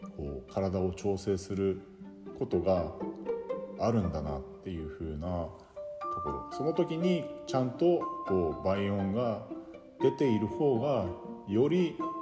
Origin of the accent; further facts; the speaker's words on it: Yubari, Hokkaido, Japan; now in Sapporo, Japan; ずっと慣れ親しんできた夕張